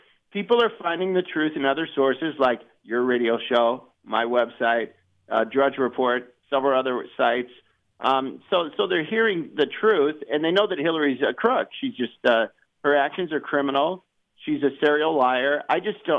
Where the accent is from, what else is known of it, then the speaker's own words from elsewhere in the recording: Fort Dodge, Iowa, United States; moved away; I went up to Northwest Iowa, where I was raised this past weekend, and I was driving around in several towns up there. I grew up in Fort Dodge